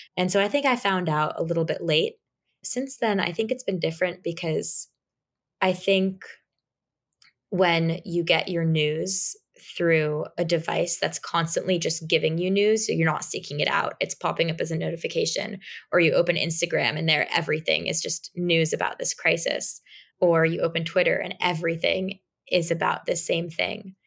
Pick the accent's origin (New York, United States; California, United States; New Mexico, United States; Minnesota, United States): New York, United States; New York City; I'm from New York City, and I was very accustomed to public transportation